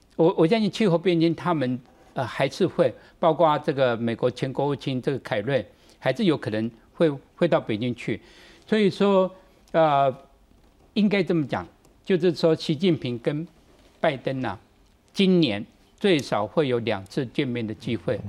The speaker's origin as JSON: {"language": "Chinese", "country": "Taiwan", "said": "对台湾来讲，我们如何在这个两大之间"}